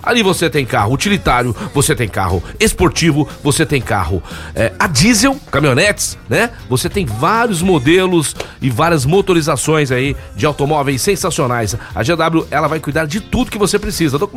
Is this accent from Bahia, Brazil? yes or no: no; São Paulo, Brazil; Nós somos de São Paulo, nós somos aqui, né, do estado de São Paulo